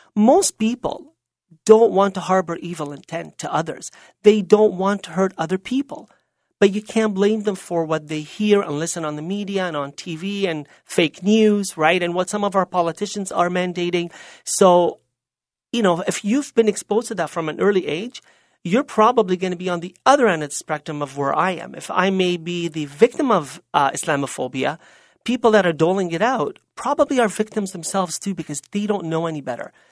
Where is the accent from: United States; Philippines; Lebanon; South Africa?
Lebanon; now in Canada; Lebanon may have been my birthland and may have been my natural mother